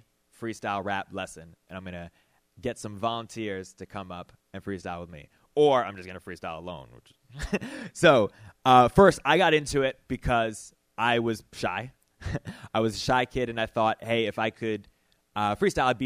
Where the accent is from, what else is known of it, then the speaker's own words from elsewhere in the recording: Detroit, Michigan, United States; I'm from Detroit